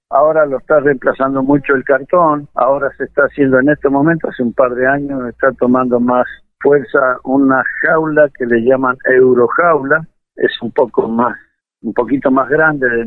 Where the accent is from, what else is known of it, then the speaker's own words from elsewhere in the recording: San Rafael, Mendoza, Argentina; moved away; yo vengo de San Rafael, este, vine en el año 82, me vine a vivir acá.